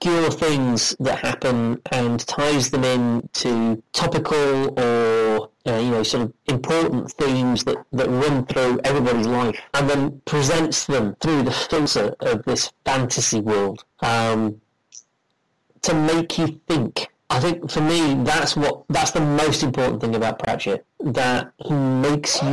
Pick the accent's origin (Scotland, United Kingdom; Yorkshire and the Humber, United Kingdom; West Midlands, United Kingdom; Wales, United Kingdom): Yorkshire and the Humber, United Kingdom; Doncaster; I'm from Doncaster.